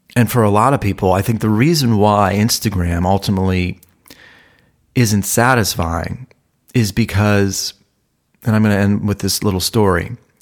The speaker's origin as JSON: {"language": "English", "region": "Ohio", "country": "United States", "also_born_or_lived": "Malibu, California", "moved": "as an adult", "lives_now": "Los Angeles, United States", "said": "I was from Ohio."}